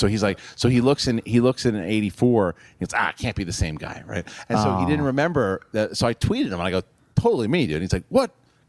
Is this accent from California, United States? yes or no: no; Queens, New York, United States; Yeah, New York and Queens.